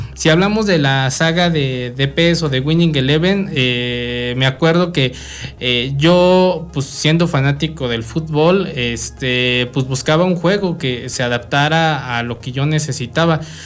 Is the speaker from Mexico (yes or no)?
yes; Mexico; nosotros siendo mexicanos